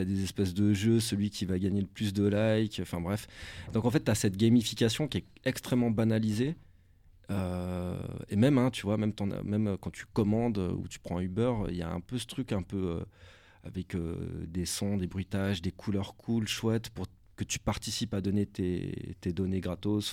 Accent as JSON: {"language": "French", "country": "Switzerland", "said": "je suis suisse"}